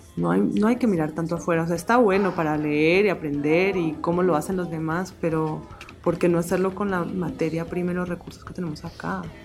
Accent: Colombia; moved away; cuando me fui de Colombia

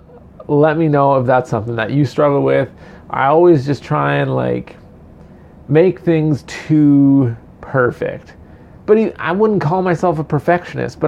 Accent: Canada; I'm quintessential Canadian

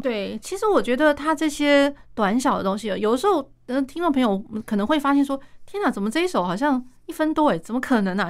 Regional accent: Taiwan; 我们台湾人

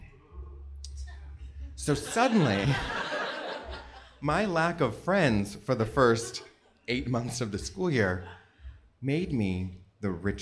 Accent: Southern California, United States; I was a blonde-haired, blue-eyed child growing up in Southern California

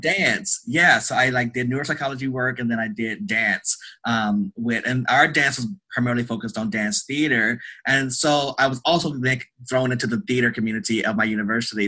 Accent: North Louisiana, United States; I am originally from Louisiana. Ah. North Louisiana.

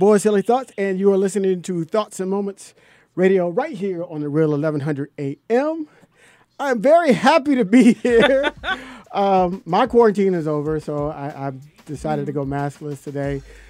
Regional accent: Jacksonville, Florida, United States; now in Georgia, United States; in my hometown, actually, is one of the hot spots, which is Jacksonville, Florida.

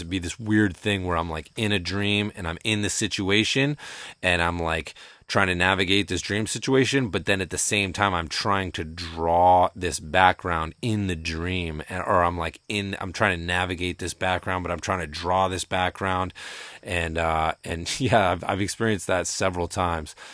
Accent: Shutesbury, Massachusetts, United States; I grew up in Shutesbury, Massachusetts, uh, which is very rural

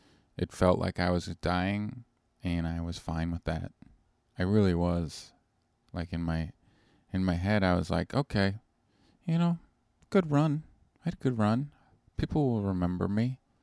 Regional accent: Canada; moved away as an adult; now in United States; I'm Canadian originally

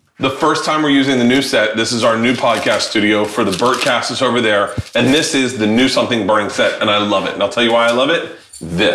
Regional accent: Tampa, Florida, United States; we all grew up in Tampa.

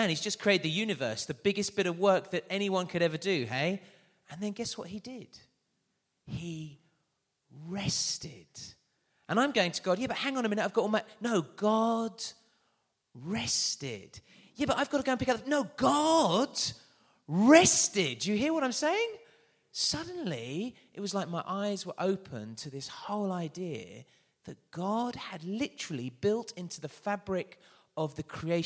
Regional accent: London, United Kingdom; I am from London.

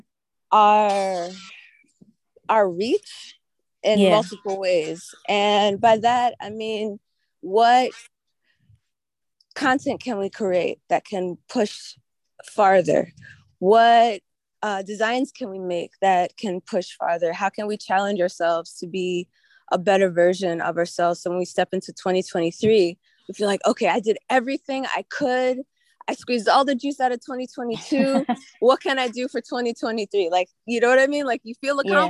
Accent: New York City, New York, United States; I'm from New York City

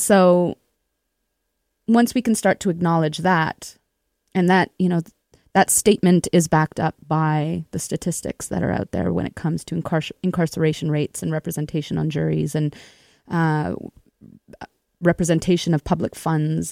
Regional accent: Winnipeg, Manitoba, Canada; I grew up in Winnipeg itself

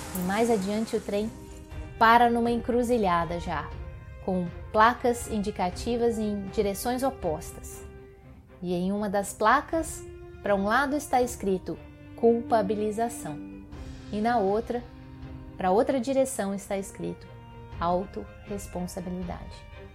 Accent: Minas Gerais, Brazil; como mineirinha que sou

